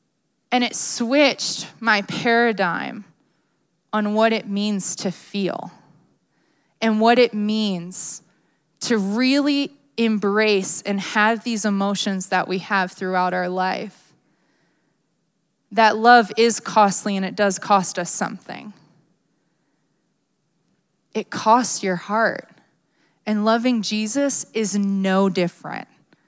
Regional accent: Maryland, United States; I grew up in Maryland, as you guys know, but I wasn't really a crier.

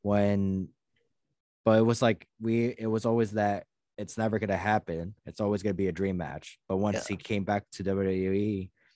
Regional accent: Durango, Mexico; I'm from there too

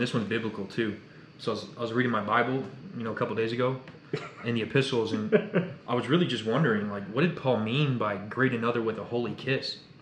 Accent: Indiana, United States; now in Texas, United States; I'm 21. I'm from Indiana

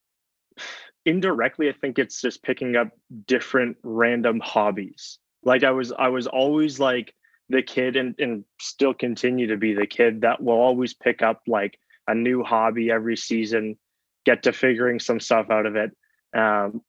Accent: Mississauga, Ontario, Canada; also born or lived in Waterloo; I grew up in Mississauga, or around just outside of Toronto, you know, 30, 40 minutes outside of Toronto

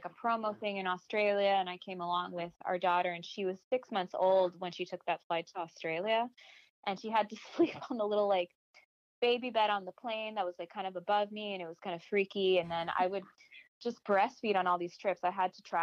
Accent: Miami, Florida, United States; moved away; also born or lived in Los Angeles / Nashville; I was raised in Miami in a very bicultural environment.

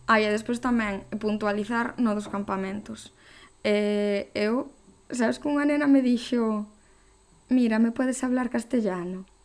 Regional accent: Coristanco, Galicia, Spain; somos de Coristanco

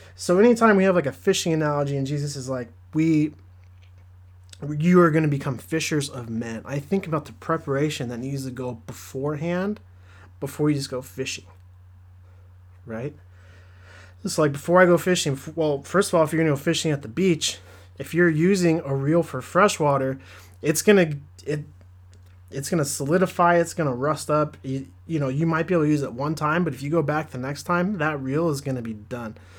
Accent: Southern California, United States; I grew up in Southern California. I live close to the beach

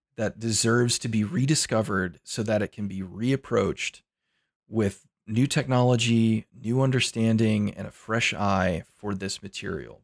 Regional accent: United States; I'm an American.

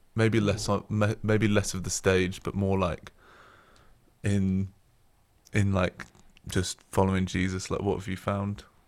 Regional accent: Oxford, South East England, United Kingdom; moved away as an adult; now in Sheffield, United Kingdom; I'm originally from Oxford, near the Cotswolds, which is why I don't sound like I'm from Yorkshire

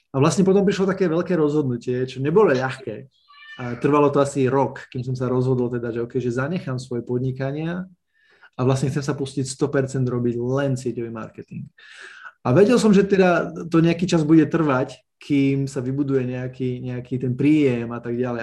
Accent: Snina, Prešov Region, Slovakia; pochádzam z malého mesta Snina na východe Slovenska.

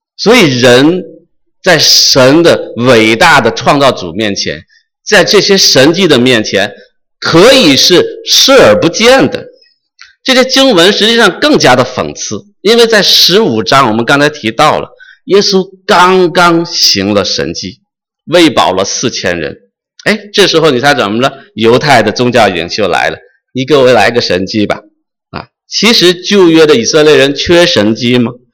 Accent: China; moved away; 我是生在红旗下，生在新中国，长在红旗下的一个彻头彻尾受无神论教育的这么一个人

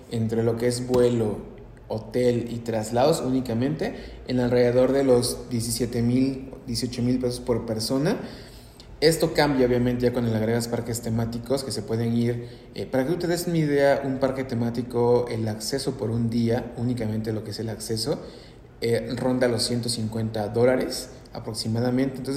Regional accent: Mexico; A veces uno como mexicano pues sufre realmente ir a otros destinos como Nueva York, Canadá en invierno

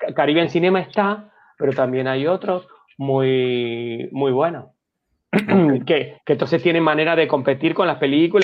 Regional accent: Argentina; moved away; Yo soy argentino, yo tenía, no me acuerdo, veintipico de años

